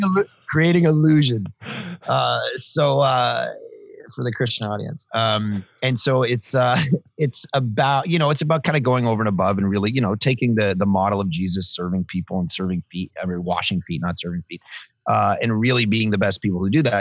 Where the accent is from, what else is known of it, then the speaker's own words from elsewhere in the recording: Toronto, Ontario, Canada; moved away as an adult; now in Vancouver, Canada; Born, born and raised in Toronto, and then uh, last 15 years in Vancouver.